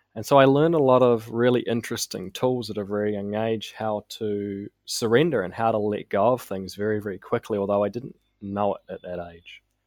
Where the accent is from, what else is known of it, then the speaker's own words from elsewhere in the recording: Auckland, New Zealand; I was raised in South Auckland, uh, by my mother, single mum